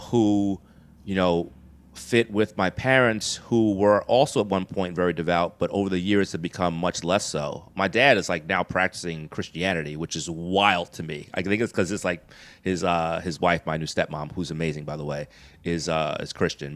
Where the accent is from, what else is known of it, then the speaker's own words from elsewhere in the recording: New York City, New York, United States; I was born here in New York City, uh, Queens, New York